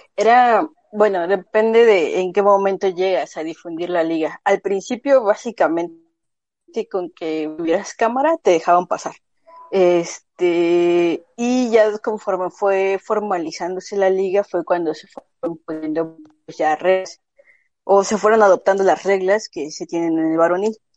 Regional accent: Mexico City, Mexico; moved away as an adult; now in Guadalajara, Mexico; yo en específico soy de Ciudad de México, este, actualmente radico en Guadalajara

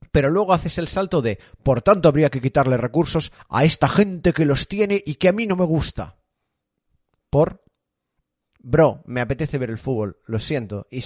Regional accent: Galicia, Spain; born there; Nací en Rías Baixas

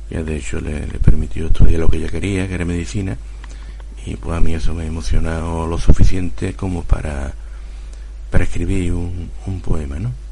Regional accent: Huelva, Andalusia, Spain; born there; bueno, yo nací en Huelva, como he dicho al principio

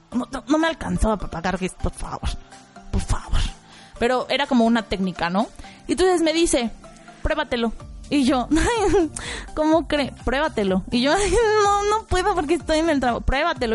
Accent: Mexico City, Mexico; yo, mmm, de México, de la Ciudad de México

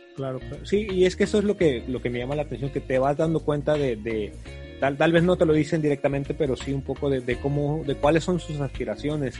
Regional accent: Mexico; also born or lived in Tijuana; aquí en México

